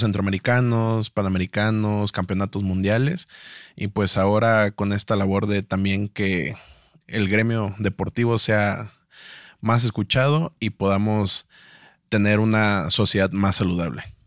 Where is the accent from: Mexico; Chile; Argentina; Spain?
Mexico; Tuxtla Gutiérrez, Chiapas; vengo de Chiapas, de Tuxla Gutiérrez